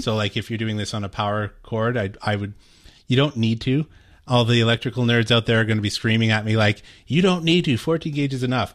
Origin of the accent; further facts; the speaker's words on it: Canada; I'm Canadian